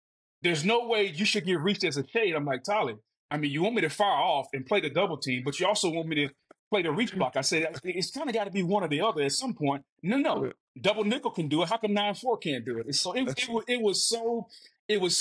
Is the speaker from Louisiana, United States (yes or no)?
yes; Winnsboro, Louisiana, United States; I'm from Winsboro